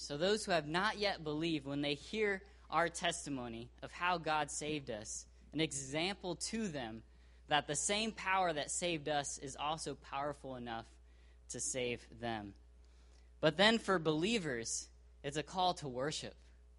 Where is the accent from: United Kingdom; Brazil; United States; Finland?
Brazil; born there; I was born in Brazil. I consider that an immense blessing and privilege.